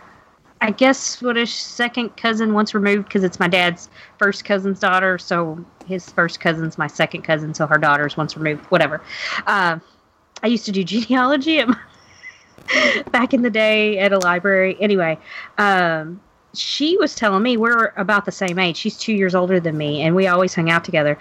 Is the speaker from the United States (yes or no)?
yes; Kentucky, United States; now in Louisville, United States; I'm from Kentucky